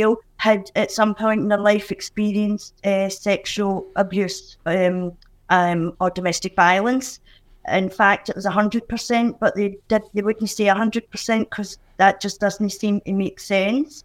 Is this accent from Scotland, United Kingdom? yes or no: yes; Glasgow, Scotland, United Kingdom; Growing up in Pollok, it's a housing scheme